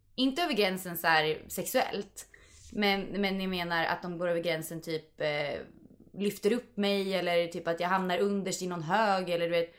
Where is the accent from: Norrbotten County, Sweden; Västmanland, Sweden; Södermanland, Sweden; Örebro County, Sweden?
Södermanland, Sweden; Vingåker; moved away as an adult; now in Stockholm, Sweden; Jag kommer ju från Vingåker